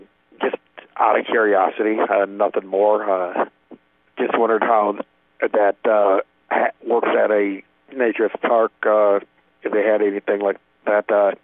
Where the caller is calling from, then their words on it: Michigan, United States; I'm calling from Michigan in the United States